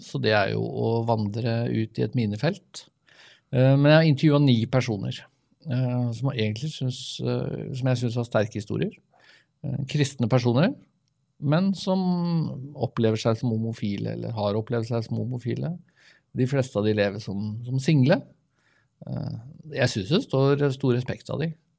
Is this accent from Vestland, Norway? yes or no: no; Vestfold, Norway; Vi er jo fra Vestfold begge